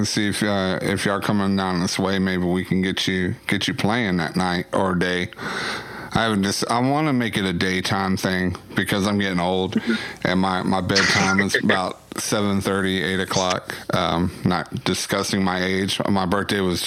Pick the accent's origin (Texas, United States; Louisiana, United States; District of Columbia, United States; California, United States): Texas, United States; Waxahachie; I'm from Waxahachie